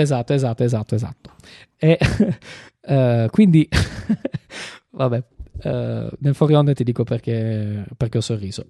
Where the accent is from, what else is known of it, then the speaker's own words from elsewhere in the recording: Apulia, Italy; io sono pugliese